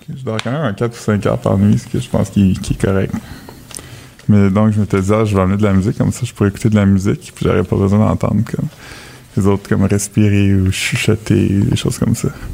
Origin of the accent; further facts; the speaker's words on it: New Brunswick, Canada; Je viens du Nouveau-Brunswick aussi